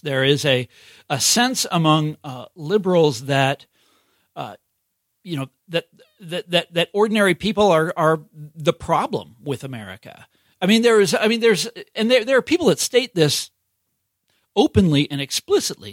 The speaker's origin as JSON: {"language": "English", "area": "Johnson County", "region": "Kansas", "country": "United States", "tie": "born or raised there", "moved": "yes", "said": "I'm from Kansas City originally, but I'm from the suburbs that are, that are in Kansas. Okay. Not Missouri, but in, in Kansas, Johnson County, Kansas"}